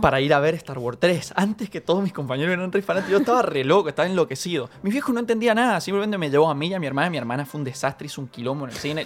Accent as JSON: {"language": "Spanish", "town": "San Rafael", "region": "Mendoza", "country": "Argentina", "tie": "born or raised there", "said": "yo soy de San Rafael, Mendoza, y allá los tenemos un solo cine."}